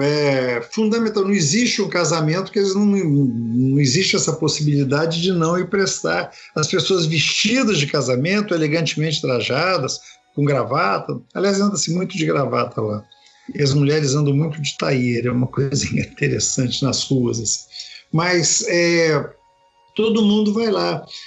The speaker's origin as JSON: {"language": "Portuguese", "country": "Brazil", "said": "nós que somos brasileiros"}